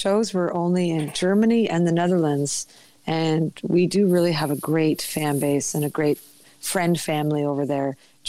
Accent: Pender Island, British Columbia, Canada; I had been walking along the road in my hometown of Pender Island

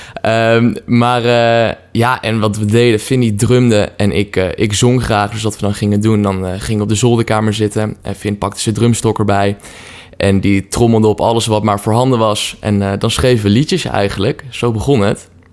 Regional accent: Apeldoorn, Gelderland, Netherlands; now in Utrecht, Netherlands; we komen allebei oorspronkelijk uit Apeldoorn, waar we zijn opgegroeid

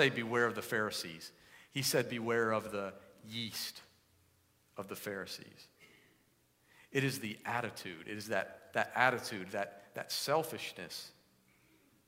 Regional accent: East Coast, United States; moved away; I grew up on the East Coast

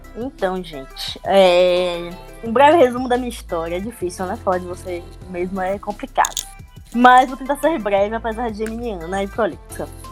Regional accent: Salvador, Bahia, Brazil; tenho 25 anos, sou aqui de Salvador.

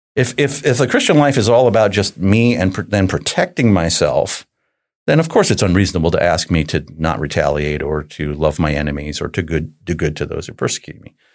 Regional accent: New Jersey, United States; I grew up in New Jersey, so I'm a Jersey guy

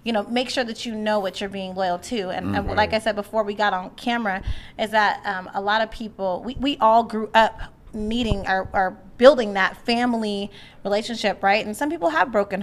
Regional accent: United States; I'm from East Central. And so a lot of it was happening in East Central. So I grew up walking down the streets, going to Horseman's, going to the East Central Community Center

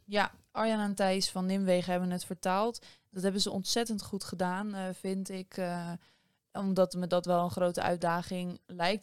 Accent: Netherlands

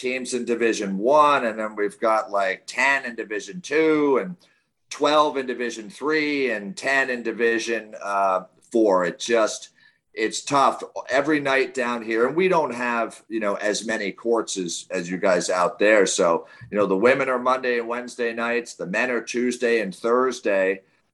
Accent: New York, United States; moved away as an adult; now in Baltimore, United States; I'm from New York. I lived in New York, didn't play, you know, once a year or so, and then moved down to Baltimore for work, I guess in like 2003

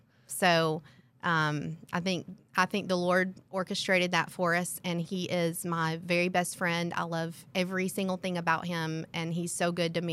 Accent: Tennessee, United States; So I am a girl from Tennessee that has worked on her accent. People don't ask me where I'm from anymore.

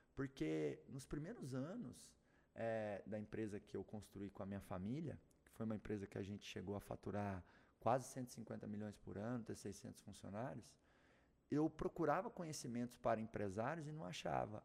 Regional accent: Doverlândia, Goiás, Brazil; Nasci lá em Doverlândia

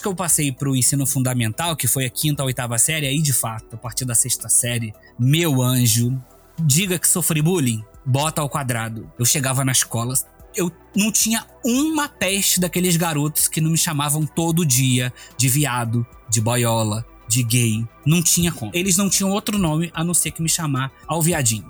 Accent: Rio de Janeiro, Brazil; moved away as an adult; now in Brasília, Brazil; eu sou do Rio de Janeiro, zona oeste do Rio de Janeiro, do bairro de Campo Grande. Eu estudei numa escola, assim, desde criança até a oitava série na mesma escola.

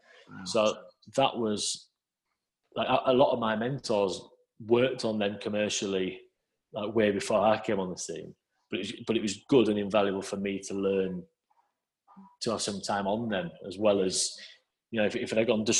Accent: Scarborough, Yorkshire and the Humber, United Kingdom; I was one printer from Scarborough at Leeds

